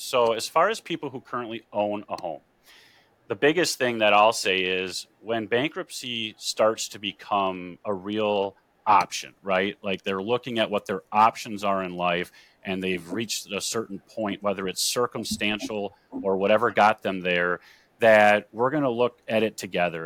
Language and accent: English; Green Bay, Wisconsin, United States; I am born and raised in Green Bay, Wisconsin.